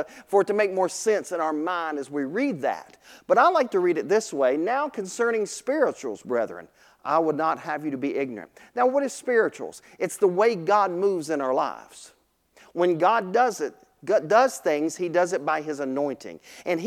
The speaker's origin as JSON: {"language": "English", "town": "Vinton", "region": "Virginia", "country": "United States", "tie": "born or raised there", "said": "I grew up right here in Vinton, went to William Byrd High School"}